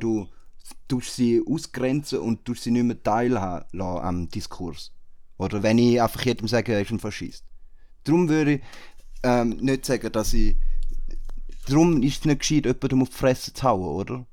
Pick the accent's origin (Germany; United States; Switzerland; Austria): Switzerland; bei uns in der Schweiz